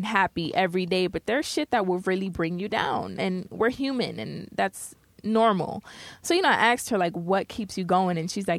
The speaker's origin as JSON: {"language": "English", "town": "New York City", "region": "New York", "country": "United States", "said": "You know, I'm from the Bronx."}